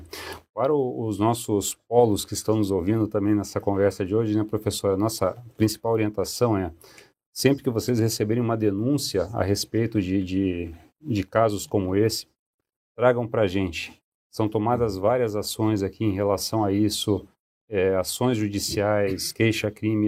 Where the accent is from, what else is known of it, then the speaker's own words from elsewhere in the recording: Cascavel, Paraná, Brazil; moved away as an adult; now in Curitiba, Brazil; Eu sou paranaense, eu sou de Cascavel, mas já me considero curitibano porque eu moro basicamente há 28 anos aqui em Curitiba. Vim para cá para estudar